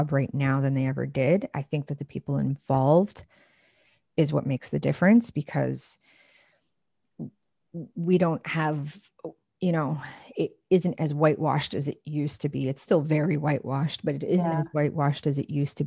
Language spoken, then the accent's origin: English; Canada; I'm Canadian